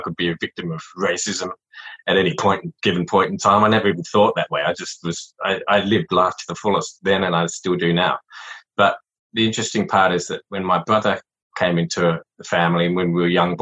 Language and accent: English; Adelaide, South Australia, Australia; born or raised there; accent: Australian; also born or lived in Saigon, Vietnam